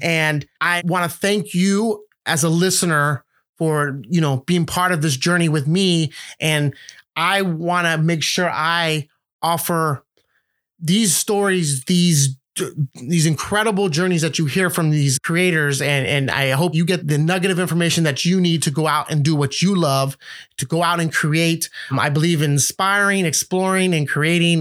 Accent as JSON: {"language": "English", "town": "San Francisco", "region": "California", "country": "United States", "tie": "born or raised there", "also_born_or_lived": "Los Angeles", "said": "I was born and raised in San Francisco"}